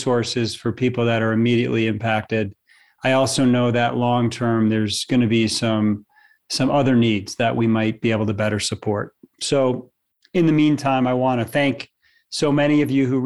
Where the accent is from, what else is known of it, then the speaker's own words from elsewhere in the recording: Louisville, Colorado, United States; My hometown of Louisville, Colorado